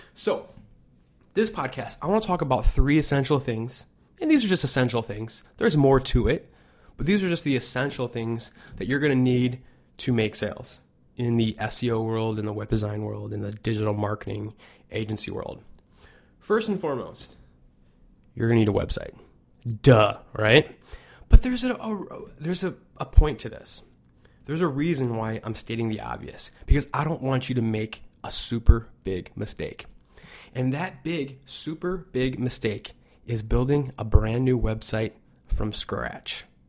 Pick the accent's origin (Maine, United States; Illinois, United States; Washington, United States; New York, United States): Illinois, United States; Chicago; I'm from Chicago